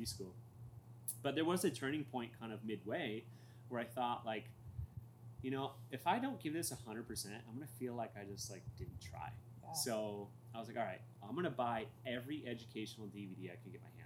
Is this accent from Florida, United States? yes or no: no; Fallbrook, California, United States; also born or lived in Colorado; North of San Diego in Fallbrook